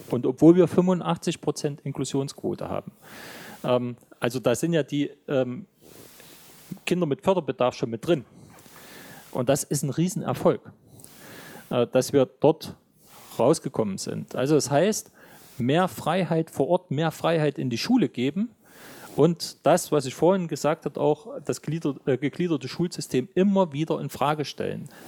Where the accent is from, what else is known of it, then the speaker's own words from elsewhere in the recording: Jena, Thuringia, Germany; Ich weiß nicht, wie das in anderen Bundesländern ist, aber bei uns in Thüringen ist es unerträglich.